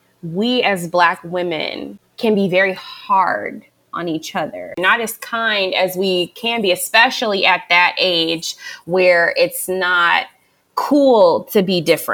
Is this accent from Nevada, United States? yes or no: yes; Las Vegas, Nevada, United States; moved away as an adult; also born or lived in Hampton, Virginia; I'm originally from Vegas